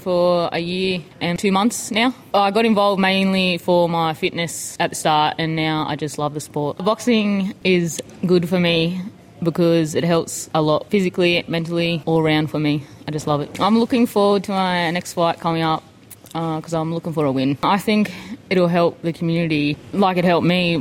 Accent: Batemans Bay, New South Wales, Australia; I'm from Batemans Bay

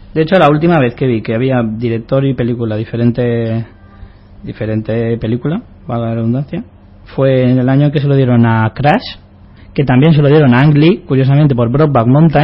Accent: Spain; Nosotros somos, los españoles somos iguales

